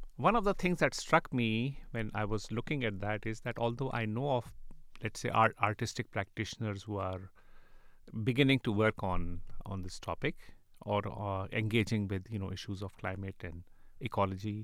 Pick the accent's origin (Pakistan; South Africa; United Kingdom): Pakistan; Karachi, Sindh; moved away; I grew up in Karachi